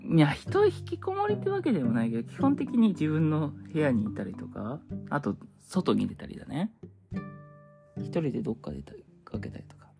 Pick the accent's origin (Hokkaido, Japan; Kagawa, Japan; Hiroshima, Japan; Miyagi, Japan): Hokkaido, Japan; also born or lived in Sapporo; now in Kanto, Japan; 我が地元北海道